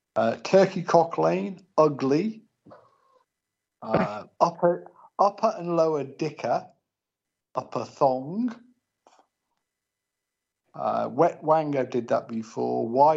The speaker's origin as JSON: {"language": "English", "town": "Anglesey", "region": "Wales", "country": "United Kingdom", "said": "I'm from the Island of Anglesey."}